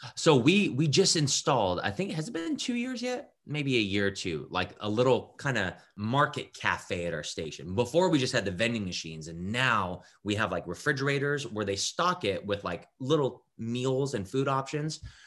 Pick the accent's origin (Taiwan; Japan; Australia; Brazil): Japan; also born or lived in California / Ohio; now in Columbus, United States; I grew up in Japan